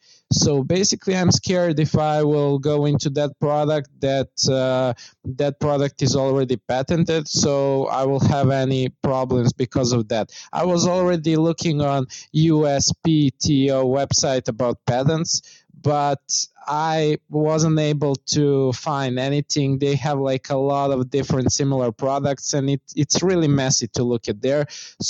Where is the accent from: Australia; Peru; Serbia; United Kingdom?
Serbia; now in Shenzhen, China; I'm from Serbia.